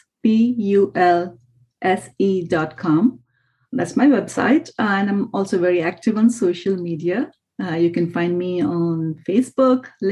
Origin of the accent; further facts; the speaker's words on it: India; moved away; my home country